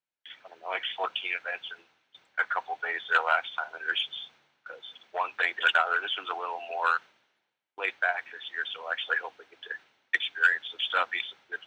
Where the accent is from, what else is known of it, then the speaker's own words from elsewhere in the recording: United States; I'm from Virginia, North Carolina border.